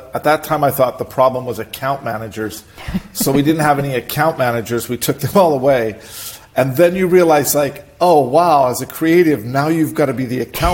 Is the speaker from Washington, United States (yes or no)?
yes; Seattle, Washington, United States; also born or lived in Boise, Idaho; I was born in Boise, Idaho, the middle of, you know, like cowboy country. I left there, of course, when I was three, not on my own will, but because my family decided to move. And we moved to Seattle, and I grew up in Seattle